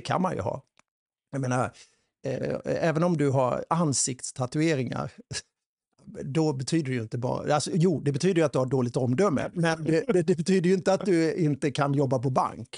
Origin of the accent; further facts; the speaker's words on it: Sweden; vi svenskar